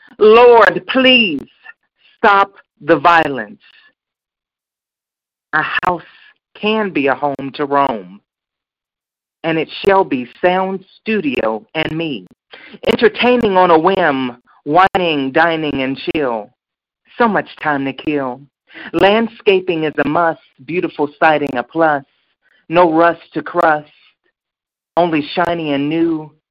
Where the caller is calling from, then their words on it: Chicago, Illinois, United States; I'm calling from Chicago Southside, Inglewood.